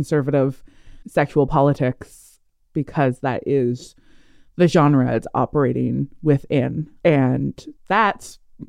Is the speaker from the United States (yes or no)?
no; Canada